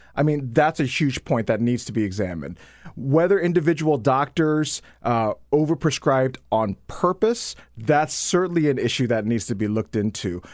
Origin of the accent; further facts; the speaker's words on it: Dayton, Ohio, United States; I'm from Ohio. I grew up in Ohio